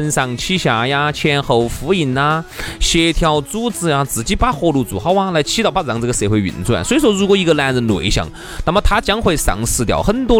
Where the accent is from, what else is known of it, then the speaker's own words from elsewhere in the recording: China; moved away; 我们中国人